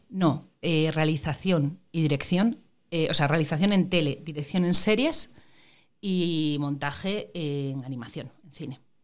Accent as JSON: {"language": "Spanish", "town": "Gijón", "region": "Asturias", "country": "Spain", "tie": "born or raised there", "also_born_or_lived": "La Riera, Asturias / Madrid", "moved": "as an adult", "said": "mi familia materna es de Gijón. Yo fui al cual en Gijón y eso, pero yo todos los fines de semana, puentes, vacaciones y tal, iba para la Riera. Y es curioso porque todos los recuerdos que tengo de pequeña, la mayor parte de ellos son de la Riera"}